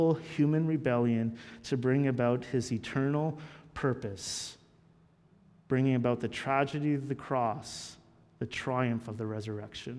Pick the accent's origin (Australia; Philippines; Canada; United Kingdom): Canada; we're Canadian.